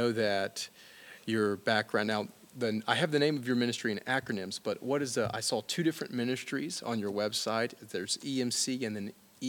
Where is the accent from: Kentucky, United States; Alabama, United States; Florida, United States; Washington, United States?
Alabama, United States; I come from Alabama